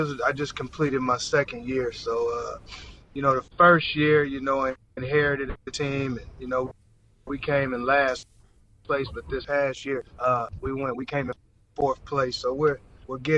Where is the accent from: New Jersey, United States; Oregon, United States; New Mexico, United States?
Oregon, United States; Portland; moved away as an adult; also born or lived in Arizona; Portland, Oregon, my hometown